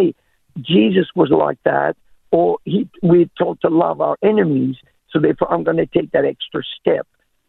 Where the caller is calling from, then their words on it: Townsville, Queensland, Australia; From Townsville.